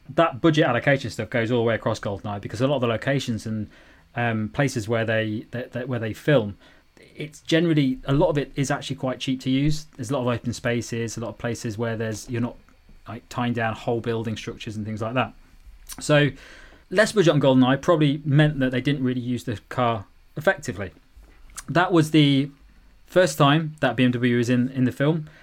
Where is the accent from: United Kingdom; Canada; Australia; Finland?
United Kingdom; as a young man growing up in Britain